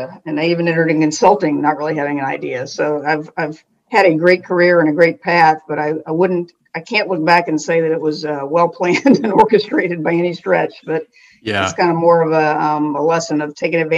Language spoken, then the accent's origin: English; Fort Worth, Texas, United States; I grew up in Fort Worth, Texas